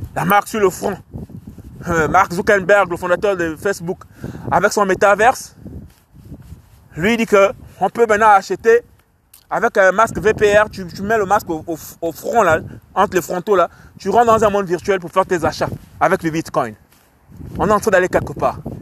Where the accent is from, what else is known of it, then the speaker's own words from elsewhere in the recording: Port-Gentil, Ogooué-Maritime, Gabon; je suis de Port-Gentil, je suis un Port-Gentil